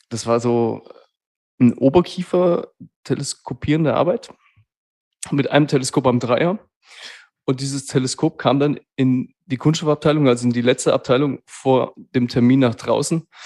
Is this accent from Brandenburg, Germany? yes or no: no; Hesse, Germany; Also äh, hier anzukommen im Schwabenland als Hesse, als offener Hesse, äh